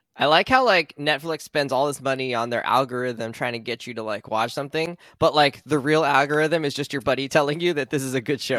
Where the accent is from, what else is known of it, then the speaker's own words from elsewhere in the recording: United States; Our experiences are entirely about growing up in America